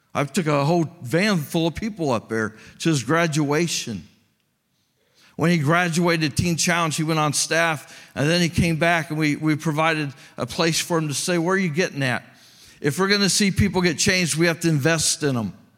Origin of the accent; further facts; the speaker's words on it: Greencastle, United States; moved away; I grew up in Greencastle. That's where I'm from.